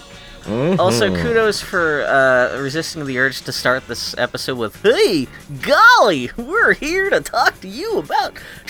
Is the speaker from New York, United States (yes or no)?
no; Texas, United States; born there; hey, I was born in Texas, so I get a free pass to making fun of Southerners.